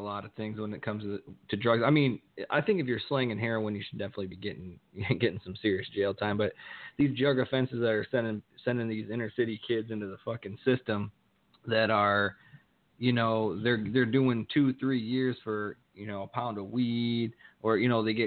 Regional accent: Ohio, United States; also born or lived in Tucson; me and Brian are from actually the same small town in Ohio

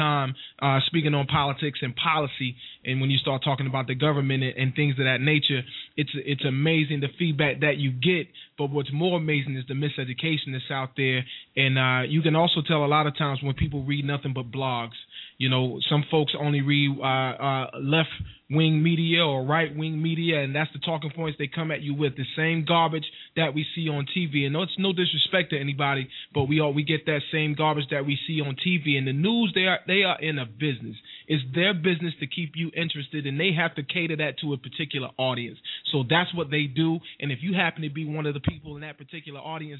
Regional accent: Wilson, North Carolina, United States; moved away; also born or lived in Newark, New Jersey / Spartanburg, South Carolina / Cordele, Georgia / Atlanta, Georgia; I'm originally from Wilson, North Carolina

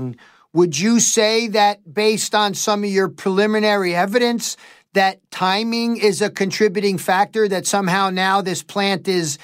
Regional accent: Northeast, United States; growing up in the Northeast

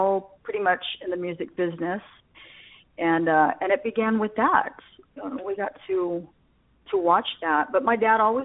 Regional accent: Las Vegas, Nevada, United States; eventually we settled in Vegas. So I grew up in Las Vegas.

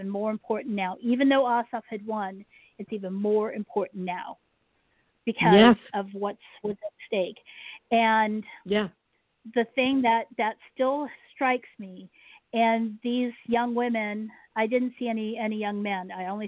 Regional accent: Washington, District of Columbia, United States; I was born mm-hmm. in Joint Base Andrews is what it's called now, but Andrews Air Force Base, which is there in Washington, D.C.

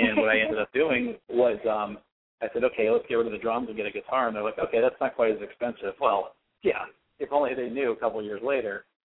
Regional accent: Florida, United States; now in Pittsburgh, United States; I grew up in Florida

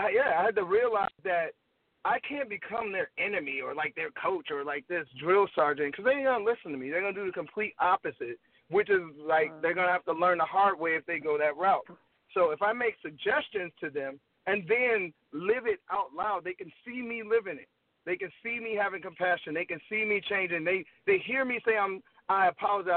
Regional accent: Gary, Indiana, United States; also born or lived in St. Paul, Minnesota; I'm from Gary, Indiana, born, lived there till I was like 8, moved to Minnesota, St. Paul, then moved back to Gary

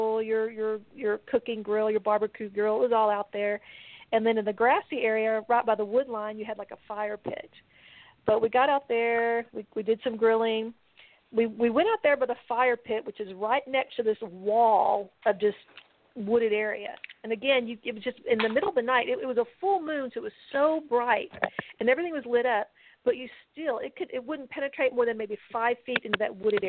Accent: Texas, United States; we're from Texas

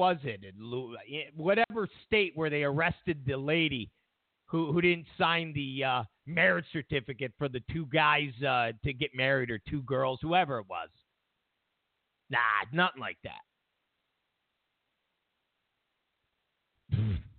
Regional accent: Rochester, New York, United States; moved away; I'm originally from Rochester, New York.

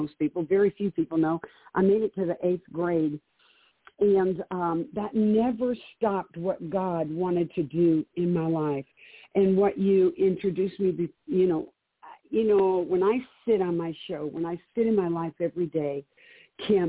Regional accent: Detroit, Michigan, United States; now in Cheyenne, United States; I was born and raised in Detroit in a very abusive home with an alcoholic father, drug house.

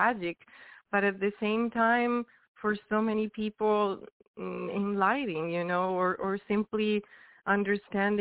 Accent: Venice, Veneto, Italy; moved away as an adult; also born or lived in Barcelona, Spain; I started, you know, doing music since I was very, very young back in Italy. I'm Italian, I'm from Venice

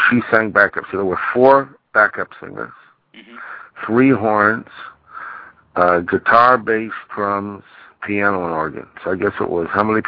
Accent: Great Neck, New York, United States; Robbie Kogel and Richard Corey were from my hometown, Greatnik

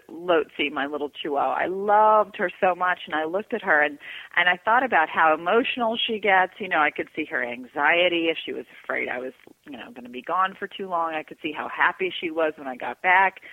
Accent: Georgia, United States; I grew up in Georgia

